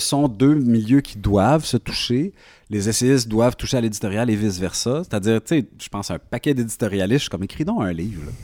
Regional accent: Quebec, Canada; je suis québécois

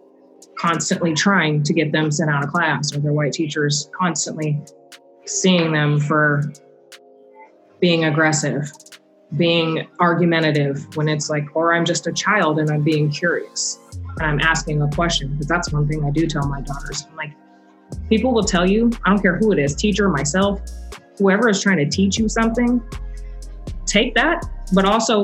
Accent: North Bend, United States; I was in North Bend, I think I was in middle school

